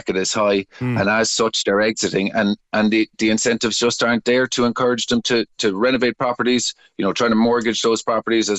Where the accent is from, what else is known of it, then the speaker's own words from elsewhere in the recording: Bandon, Munster, Ireland; my hometown of Bandon